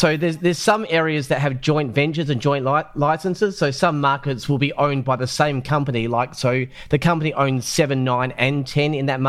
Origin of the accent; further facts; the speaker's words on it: Australia; We're all Australian.